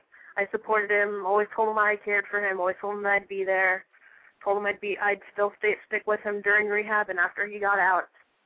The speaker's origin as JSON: {"language": "English", "town": "Cape Coral", "region": "Florida", "country": "United States", "said": "I'm 17, and I hail from Cape Coral, Florida."}